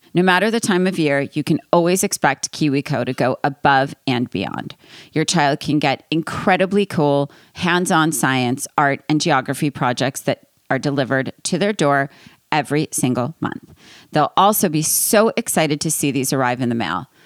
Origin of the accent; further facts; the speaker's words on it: East Coast, United States; I'm from East Coast